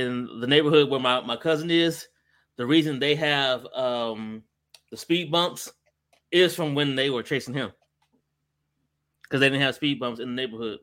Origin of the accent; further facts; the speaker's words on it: Ohio, United States; I'm from Ohio.